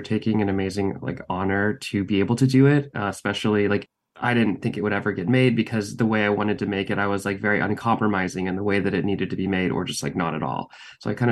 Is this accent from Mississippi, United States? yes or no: no; Texas, United States; moved away as an adult; now in Los Angeles, United States; I grew up in Texas